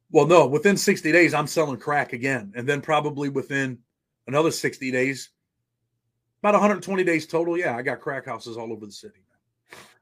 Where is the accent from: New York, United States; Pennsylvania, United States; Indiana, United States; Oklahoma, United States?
New York, United States; Rochester; I was born in Rochester, New York